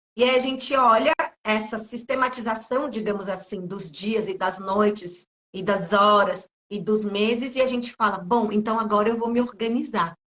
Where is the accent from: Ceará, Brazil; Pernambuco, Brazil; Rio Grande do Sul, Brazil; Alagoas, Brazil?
Pernambuco, Brazil; Recife; now in São Paulo, Brazil; nasci em Recife, vim morar em São Paulo